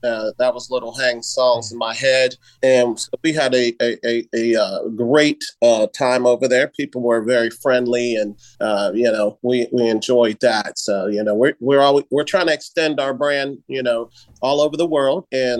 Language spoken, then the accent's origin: English; Columbus, Ohio, United States; I'm from Columbus, Ohio, you know, near, you know, Chicago, Great Lakes area.